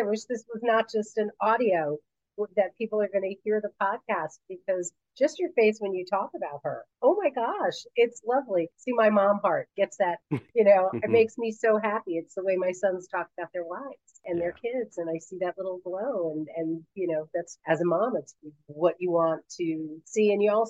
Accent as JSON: {"language": "English", "town": "New York City", "region": "New York", "country": "United States", "tie": "born or raised there", "said": "I grew up in the Bronx."}